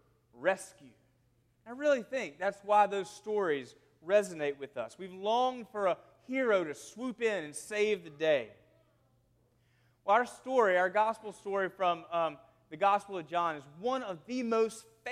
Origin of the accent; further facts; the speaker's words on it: South Carolina, United States; moved away; I'm from South Carolina, and we would say there at my home that we had a wild and woolly week